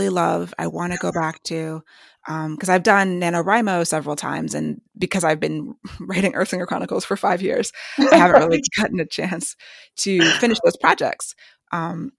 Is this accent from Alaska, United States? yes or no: no; Maryland, United States; also born or lived in New York / Washington, D.C. / New Jersey; born in New York, and then we lived in D.C. and then New Jersey and finally Maryland. So I call Maryland home because I've lived here since I was about 10, but the first 10 years we moved around a lot